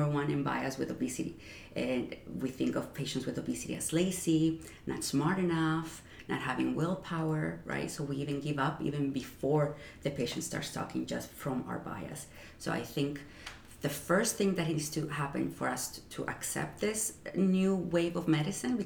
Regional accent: Mexico; moved away as an adult; also born or lived in Ciudad Juarez, Chihuahua, Mexico; now in New York, United States; growing up in Mexico

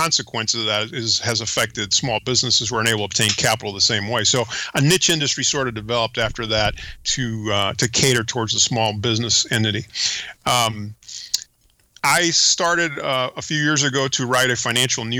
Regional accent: United States; first language Spanish; English is a second language; also born or lived in Panama; Came to the United States many, many years ago and pretty much grew up in the United States.

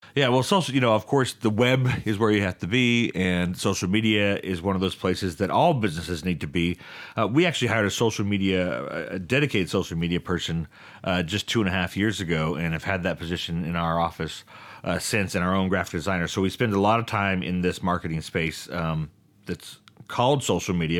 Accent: Stockton, California, United States; I grew up in this town

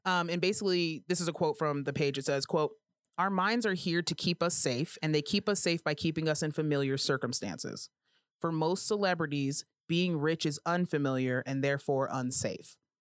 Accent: Colorado, United States; I'm from Colorado and I say all the letters in the word

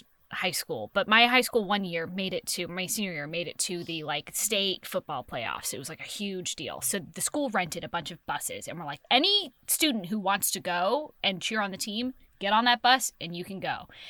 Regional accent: San Francisco, California, United States; It's also set in San Francisco, which is my hometown.

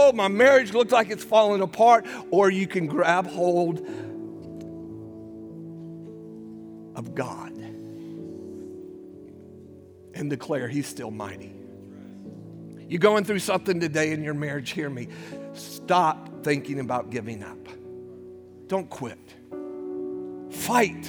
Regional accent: United States; We're American Christians

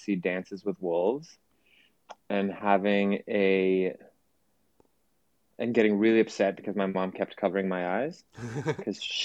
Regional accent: Washington, District of Columbia, United States; also born or lived in Lithuania; I was born in DC. I was born in the States. Both of my parents came to the US in their 20s.

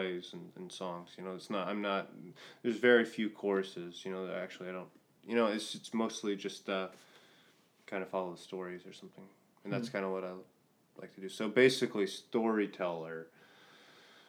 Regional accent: Tulsa, Oklahoma, United States; born or raised there; also born or lived in South Carolina

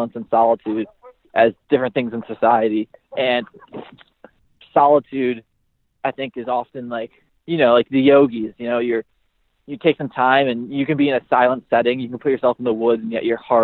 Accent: Buffalo, New York, United States; from Buffalo, New York

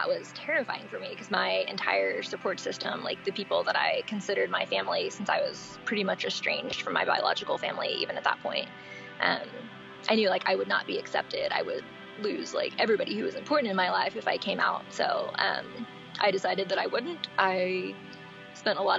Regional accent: East Texas, United States; also born or lived in Dallas-Fort Worth, Texas; I've been in kind of the Northeast Texas area since I was born. I was born in East Texas. I've been kind of in the Dallas-Fort Worth area since I was about 16

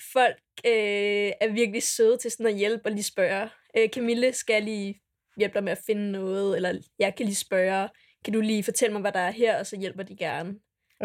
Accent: Dragør, Capital Region of Denmark, Denmark; kommer jeg fra Dragør

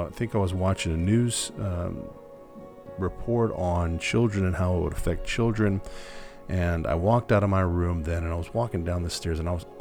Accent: United States; now in Germany; as an American

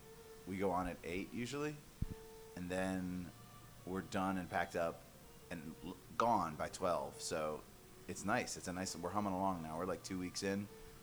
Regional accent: Georgia, United States; We're from Georgia.

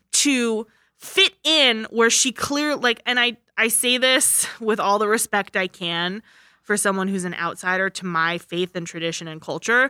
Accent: United States; I'm an American

